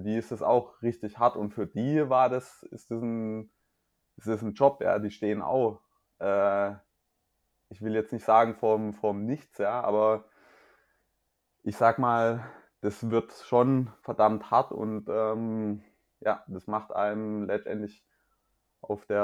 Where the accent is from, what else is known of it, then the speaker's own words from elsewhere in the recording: Mühlacker, Baden-Württemberg, Germany; Mühlacker Triathlon, den du ja auch schon gewonnen hast der ist, Stimmt. Äh, in, meiner, in meiner Heimatstadt